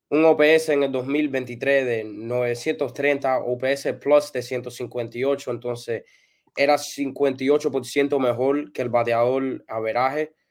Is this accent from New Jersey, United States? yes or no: yes; New Jersey, United States; born there; No, yo nací aquí en New Jersey.